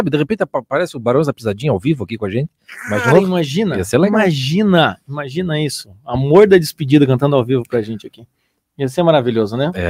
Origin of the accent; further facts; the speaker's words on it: São Paulo, Brazil; tenho 28 anos, sou de São Paulo, capital.